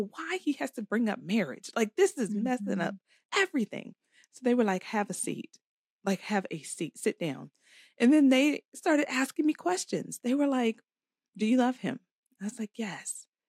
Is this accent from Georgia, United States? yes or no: no; Florida, United States; also born or lived in Virginia; I was born in Virginia. Back. Nah. I went to school and high school in Florida.